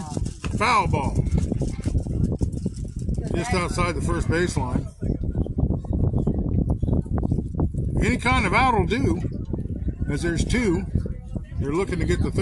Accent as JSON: {"language": "English", "town": "Ames", "region": "Iowa", "country": "United States", "tie": "born or raised there", "said": "I was born in Ames"}